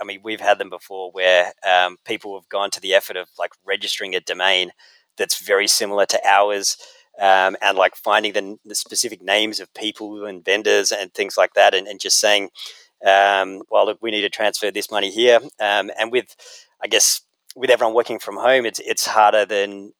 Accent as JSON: {"language": "English", "country": "Australia", "moved": "as an adult", "lives_now": "United States", "said": "I'm Australian"}